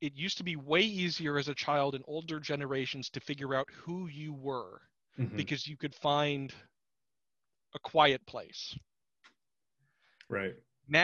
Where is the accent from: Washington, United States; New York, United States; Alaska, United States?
Alaska, United States; Anchorage; Anchorage has wonderful Asian supermarkets